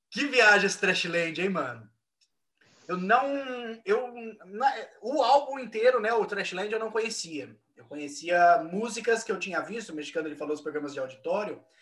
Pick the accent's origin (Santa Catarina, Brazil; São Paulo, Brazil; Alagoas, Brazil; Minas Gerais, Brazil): São Paulo, Brazil; eu sou de São Paulo, então para mim é muito fácil falar, velho.